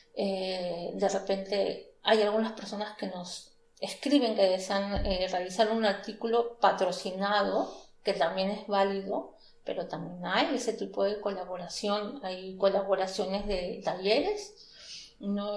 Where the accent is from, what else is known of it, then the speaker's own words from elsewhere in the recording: Peru; moved away as an adult; now in Stuttgart, Germany; soy peruana